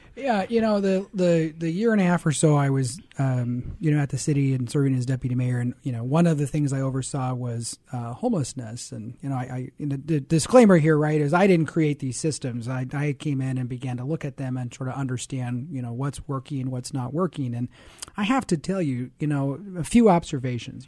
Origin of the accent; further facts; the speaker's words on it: Seattle, Washington, United States; moved away as an adult; I grew up in Seattle